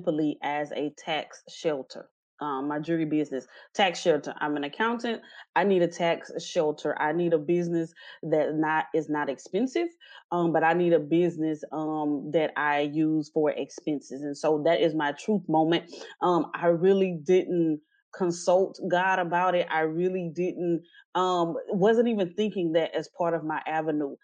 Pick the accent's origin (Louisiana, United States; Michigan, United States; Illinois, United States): Louisiana, United States; Natchitoches; now in Houston, United States; I was born and raised in Natchitoches, Louisiana. I currently reside in the Houston, Texas area.